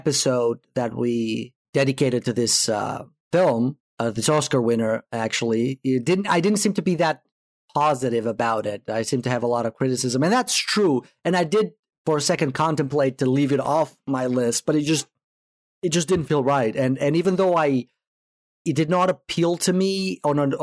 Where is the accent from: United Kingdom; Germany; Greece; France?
Greece; moved away; I am originally from Greece